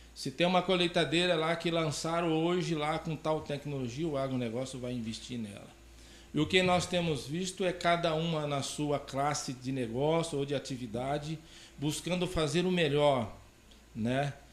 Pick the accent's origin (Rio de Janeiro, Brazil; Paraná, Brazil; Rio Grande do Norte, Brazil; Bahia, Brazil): Paraná, Brazil; Campo Mourão; also born or lived in São Paulo; now in Porto Alegre do Norte, Brazil; eu sou paranaense de natural de Campo Mourão